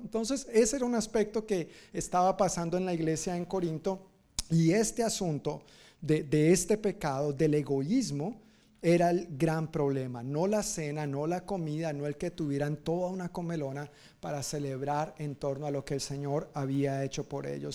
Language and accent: Spanish; Colombia; Yo, no soy, bueno, de Sudamérica, pero colombiano